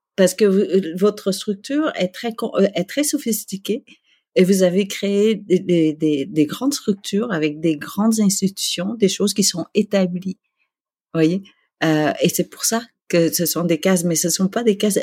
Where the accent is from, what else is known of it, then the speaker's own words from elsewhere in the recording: Quebec, Canada; also born or lived in Vietnam / Malaysia; en tant que Québécois